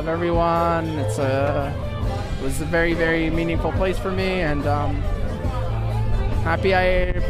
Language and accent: English; Jerusalem, Jerusalem District, Israel; I'm from Jerusalem. I grew up here around the neighborhood.